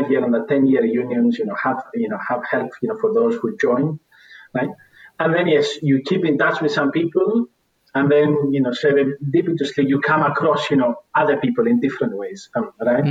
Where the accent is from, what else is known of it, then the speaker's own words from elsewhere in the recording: Greece; moved away; I am Greek